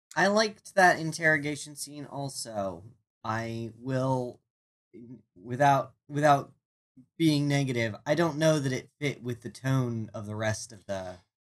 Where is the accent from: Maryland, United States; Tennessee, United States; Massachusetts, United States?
Maryland, United States; I'm from Maryland